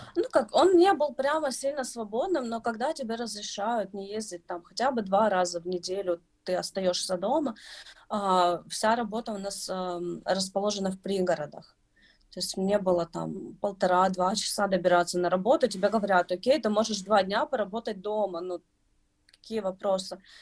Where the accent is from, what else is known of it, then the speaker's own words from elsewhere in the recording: Kyiv, Ukraine; я из Киева